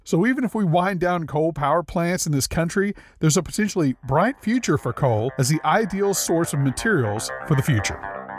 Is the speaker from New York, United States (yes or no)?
no; Louisiana, United States; I'm from Louisiana.